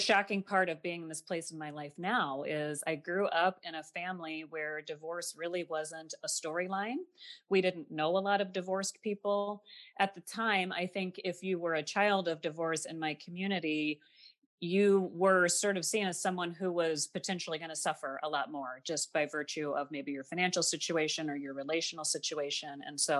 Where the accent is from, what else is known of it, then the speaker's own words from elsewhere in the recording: Midwest, United States; I grew up classically in the Midwest. I have two parents. I don't have any brothers or sisters.